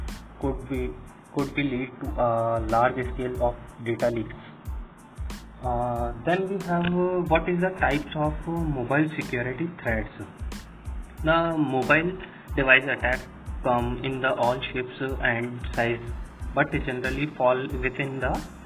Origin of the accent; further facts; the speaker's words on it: Ajmer, Rajasthan, India; also born or lived in Jaipur, Rajasthan; I am basically from Ajmer, Rajasthan